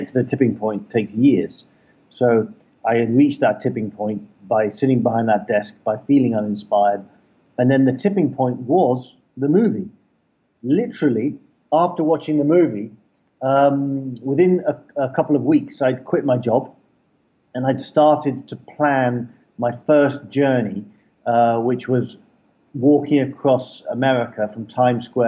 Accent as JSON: {"language": "English", "region": "London", "country": "United Kingdom", "tie": "born or raised there", "said": "I grew up in London, I used to be a broker in London."}